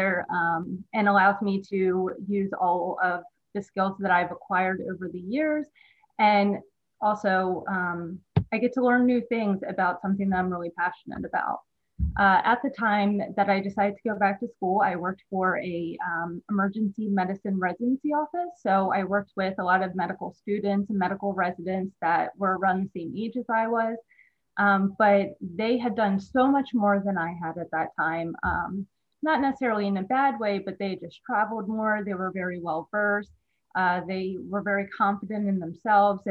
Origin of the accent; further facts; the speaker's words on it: Newark, Delaware, United States; also born or lived in West Chester, Pennsylvania; was born and raised in Delaware, Newark, Delaware